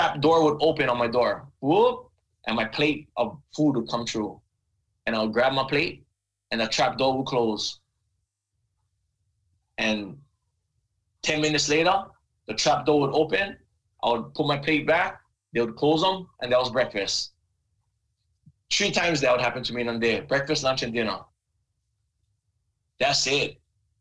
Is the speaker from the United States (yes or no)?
yes; Big Island, Hawaii, United States; I'm a punk from Big Island